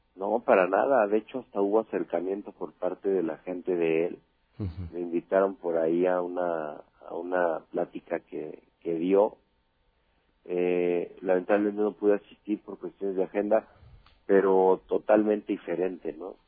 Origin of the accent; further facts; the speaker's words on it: Mexico; yo soy mexicano 100%